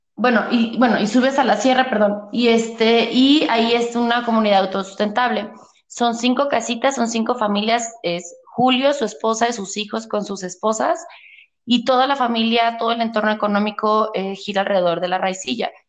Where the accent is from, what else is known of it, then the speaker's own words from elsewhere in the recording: Atenguillo, Jalisco, Mexico; moved away as an adult; also born or lived in Guadalajara / California; yo soy de Atenguillo, es un pueblo de aquí de Jalisco